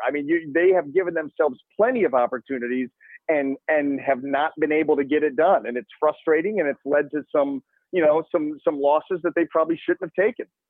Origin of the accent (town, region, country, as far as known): Cleveland, Ohio, United States; born or raised there